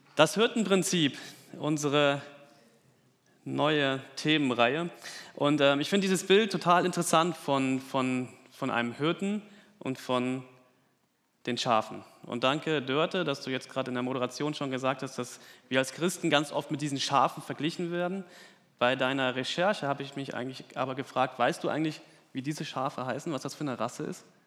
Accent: Germany; bei uns in Deutschland

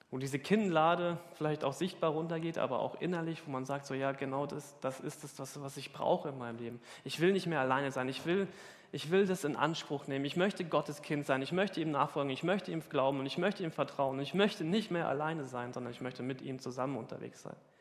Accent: Hesse, Germany; now in Hamburg, Germany; Ich komme aus Hessen.

